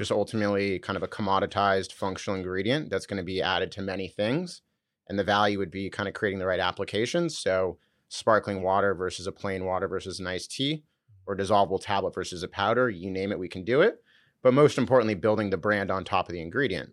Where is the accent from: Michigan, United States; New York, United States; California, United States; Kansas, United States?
California, United States; Southern; also born or lived in San Francisco; I grew up in Southern California.